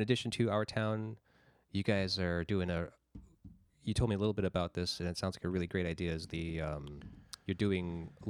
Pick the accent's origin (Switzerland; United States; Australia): United States; Cranston, Rhode Island; I grew up in Cranston